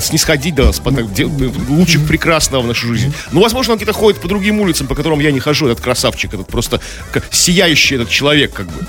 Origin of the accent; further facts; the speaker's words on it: Saint Petersburg, Russia; Наши поребрики питерские